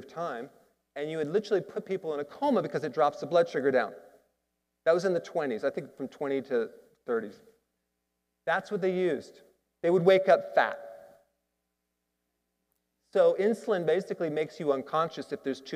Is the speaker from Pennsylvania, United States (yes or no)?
no; Wisconsin, United States; Growing up in Wisconsin in the Midwest